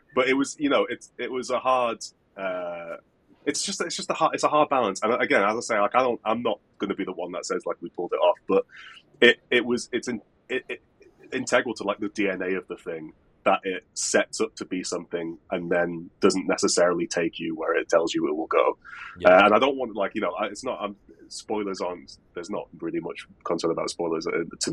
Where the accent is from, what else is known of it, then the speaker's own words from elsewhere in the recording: United Kingdom; I'm too British and polite